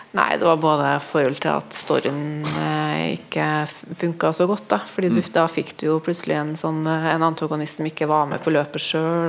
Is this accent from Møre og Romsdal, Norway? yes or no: no; near Trondheim, Trøndelag, Norway; heimbygda mi, som er litt utafor Trondheim